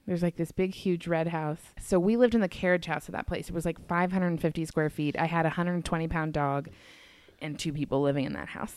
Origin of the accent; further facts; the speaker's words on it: the South, United States; moved away as an adult; also born or lived in Colorado; I grew up in the South.